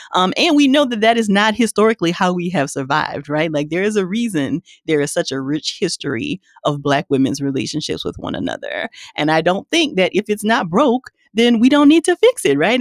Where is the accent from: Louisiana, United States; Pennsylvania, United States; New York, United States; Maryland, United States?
Louisiana, United States; I'm from Louisiana